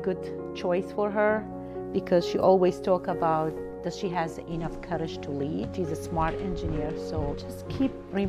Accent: Kurdistan Region, Iraq; moved away as an adult; now in United States; I'm a transition and leadership coach. I'm originally from Kurdistan, Iraq. I moved to the United States 25 years ago. I am married with two beautiful kids.

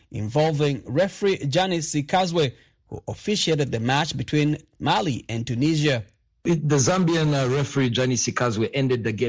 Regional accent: Kampala, Central Region, Uganda; Uh, I stay in Wafu. Uh, I'm from Kampala, Uganda.

